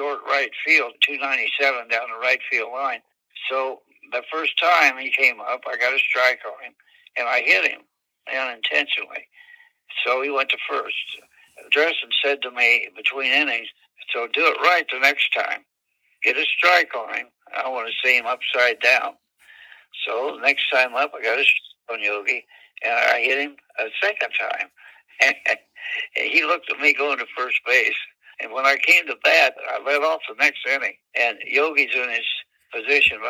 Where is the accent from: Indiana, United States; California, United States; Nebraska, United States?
Indiana, United States; Anderson; also born or lived in Fort Worth, Texas / Brooklyn, New York; my hometown of Anderson, Indiana